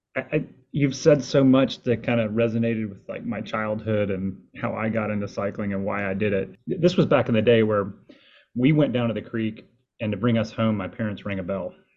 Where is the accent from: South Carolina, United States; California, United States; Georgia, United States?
Georgia, United States; Marietta; moved away; also born or lived in Carolina North Forest area (North Carolina)